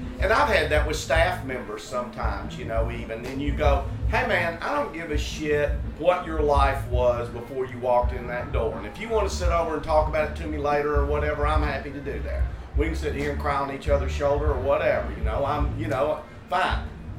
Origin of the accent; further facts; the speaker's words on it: Tennessee, United States; We're both from Tennessee.